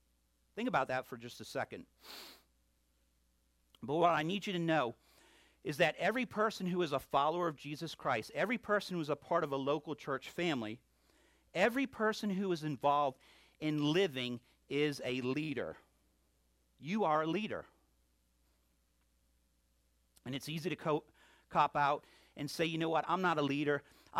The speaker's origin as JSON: {"language": "English", "region": "New England", "country": "United States", "accent": "New England", "said": "I'm getting my New England accent back a little bit here and there, and the southernness will take over here."}